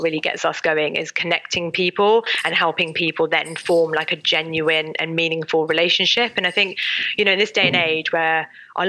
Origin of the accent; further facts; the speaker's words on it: United Kingdom; as British people